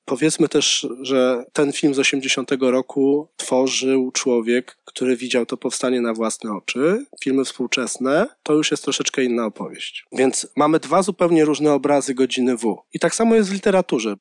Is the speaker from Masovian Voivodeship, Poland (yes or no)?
yes; Warsaw, Masovian Voivodeship, Poland; jako warszawiak pochodzący z dzielnicy Praga ówczesnej